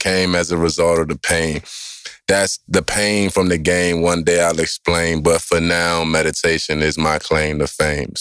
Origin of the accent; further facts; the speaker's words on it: Maryland, United States; born and raised in Maryland and went to Bishop McNamara High School